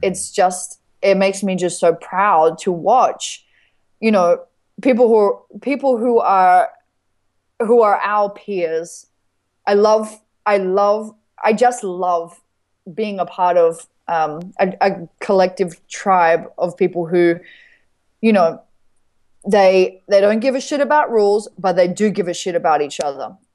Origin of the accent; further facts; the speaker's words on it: Australia; I'm grateful to be an Australian